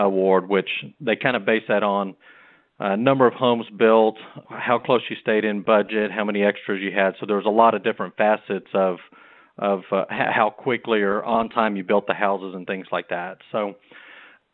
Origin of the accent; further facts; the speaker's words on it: Rockport, Texas, United States; My brother and I grew up on the Texas coast in Rockport.